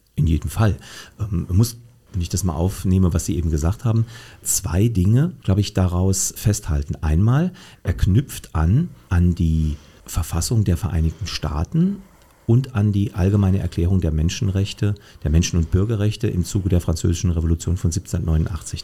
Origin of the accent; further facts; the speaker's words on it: Saarland, Germany; ich bin Saarländer, ich bin Deutscher